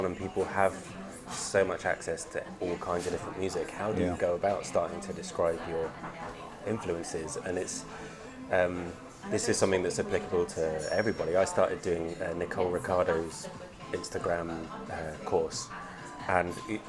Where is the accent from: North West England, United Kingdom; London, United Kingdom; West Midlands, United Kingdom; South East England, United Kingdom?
South East England, United Kingdom; Brighton; moved away; also born or lived in Limerick; I grew up in Brighton